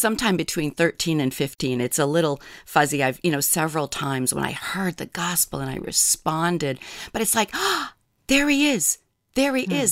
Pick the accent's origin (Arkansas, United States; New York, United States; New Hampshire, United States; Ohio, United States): New Hampshire, United States; moved away as an adult; now in Kodiak Island, United States; I grew up in New Hampshire